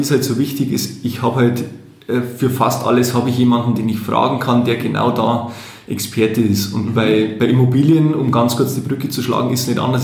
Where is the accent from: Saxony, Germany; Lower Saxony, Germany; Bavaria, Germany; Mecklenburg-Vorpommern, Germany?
Bavaria, Germany; Landshut; also born or lived in Munich; bei uns in Landshut